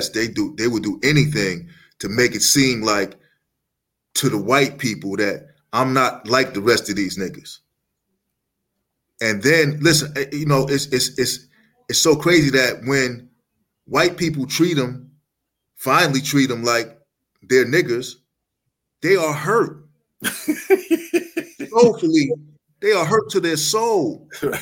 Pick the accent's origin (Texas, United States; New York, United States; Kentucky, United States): New York, United States; Uniondale; I grew up right here on Long Island, New York, in Uniondale, and my town was mostly white